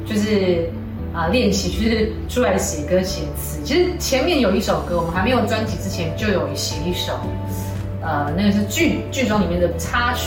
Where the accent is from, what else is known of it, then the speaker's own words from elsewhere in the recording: Hualien County, Taiwan; first language Taiwanese indigenous language; Chinese is a second language; moved away; 我本来就住在花莲，就是靠山这样子，